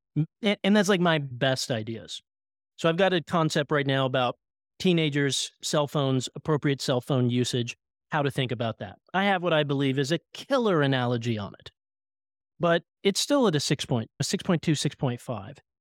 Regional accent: Oklahoma, United States; I grew up in Oklahoma

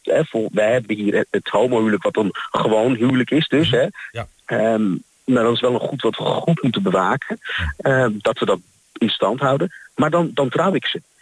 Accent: Haarlem, North Holland, Netherlands; moved away as an adult; now in Twente, Netherlands; Ik kom eigenlijk uit Haarlem

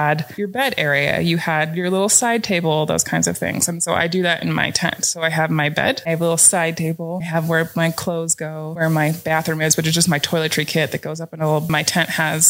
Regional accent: Pacific Northwest, United States; I thought that I was prepared coming from the Pacific Northwest and we have a lot of rain.

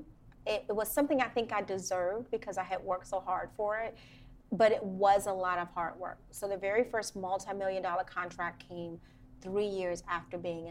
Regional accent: Washington, District of Columbia, United States; I grew up in Washington, D.C., in Northeast Washington, D.C., to be very specific.

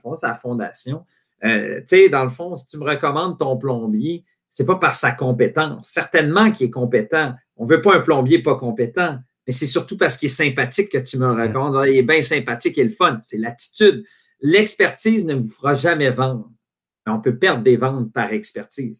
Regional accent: Quebec, Canada; quand tu es un Québécois puis tu veux faire carrière dans le soccer

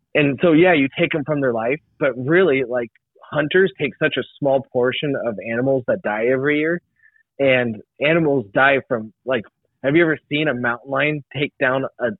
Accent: United States; Like to me, like as an American, I love freedom.

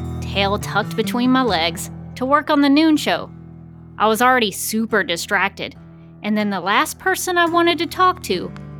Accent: Birmingham, Alabama, United States; After college, I went to work for my hometown station, WAFM-TV3 in Birmingham, Alabama.

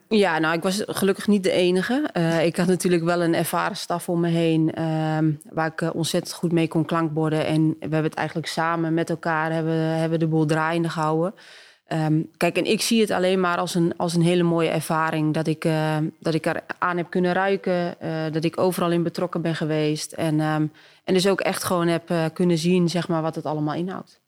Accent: Twente, Overijssel, Netherlands; ik kom ook maar uit Twente

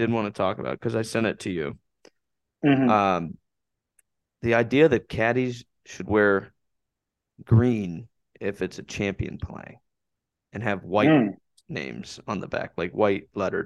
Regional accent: Lewis Center, Ohio, United States; we are guys from the Lewis Center

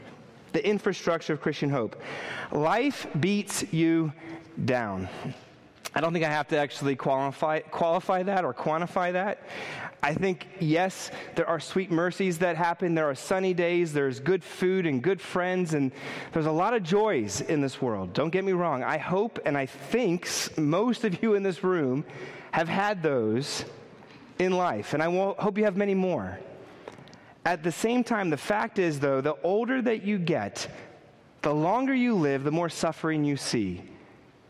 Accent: New York City, New York, United States; I'm a New Yorker

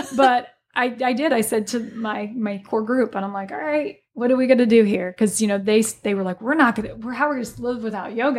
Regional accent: Alton, Illinois, United States; moved away as an adult; I'm originally from the Alton, Godfrey area

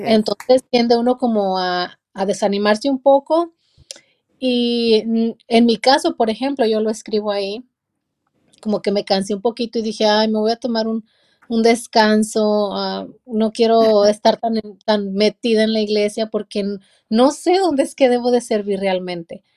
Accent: La Soledad, Durango, Mexico; now in Hollister, United States; Soy de México, de un pequeño pueblito en la ciudad de Durango. Eh, un pueblito como de unos 900 habitantes, de ahí vengo

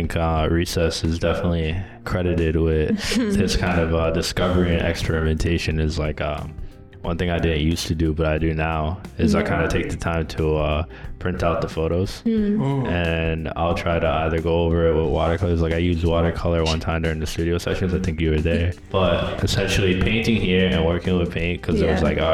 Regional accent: Boston, Massachusetts, United States; now in New York, United States; I'm originally from Boston, Massachusetts

